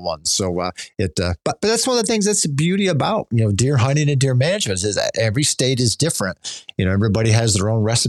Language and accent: English; Pennsylvania, United States; growing up in Pennsylvania